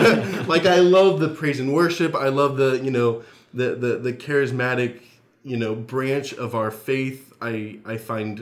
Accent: Southern United States, United States; You know, trying to be very polite. I'm from the South, right?

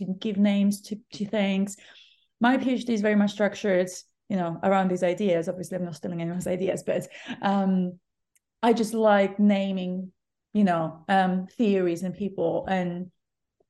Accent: Cyprus; now in London, United Kingdom; I grew up next to the beach, not really next to the beach, but like in an island.

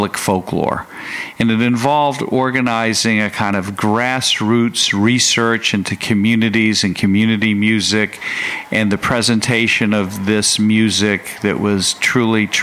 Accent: Boston, Massachusetts, United States; moved away; also born or lived in Dallas; growing up in Boston

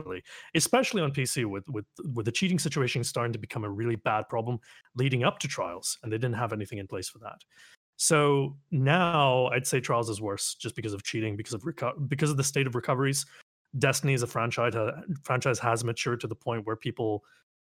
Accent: Canada; I am Canadian

